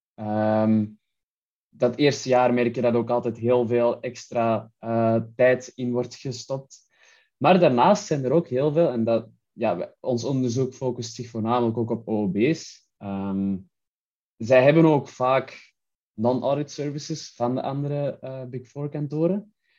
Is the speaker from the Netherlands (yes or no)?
no; Antwerp, Flanders, Belgium; Ik kwam uit Antwerpen in België. Ik heb daar ook gestudeerd